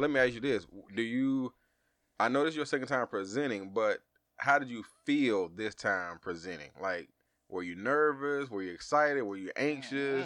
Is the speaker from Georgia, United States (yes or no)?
yes; Georgia, United States; we from Georgia